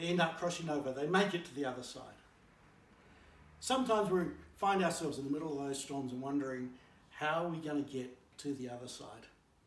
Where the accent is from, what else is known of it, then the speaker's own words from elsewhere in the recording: Blenheim, Marlborough, New Zealand; as an 8-year-old growing up in Blenheim